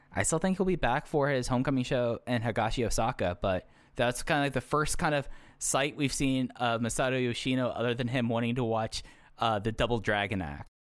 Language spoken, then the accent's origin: English; Texas, United States; growing up in Texas